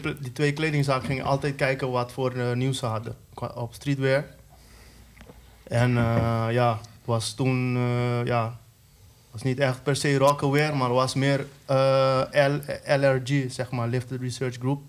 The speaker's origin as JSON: {"language": "Dutch", "country": "Curaçao", "moved": "yes", "lives_now": "Netherlands", "said": "dat was toen ik nog op Curaçao woonde"}